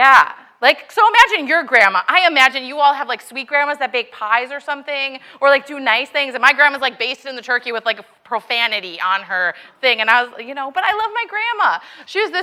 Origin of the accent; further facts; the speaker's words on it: Milwaukee, Wisconsin, United States; I grew up in Milwaukee, Wisconsin